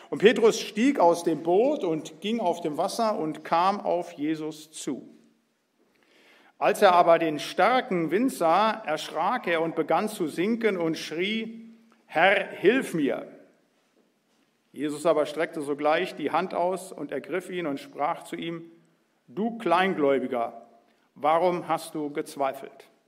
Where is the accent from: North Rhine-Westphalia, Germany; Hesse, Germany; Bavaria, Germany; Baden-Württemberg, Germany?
Hesse, Germany; Biedenkopf; born there; Also geboren bin ich in Biedenkopf, habe studiert in Marburg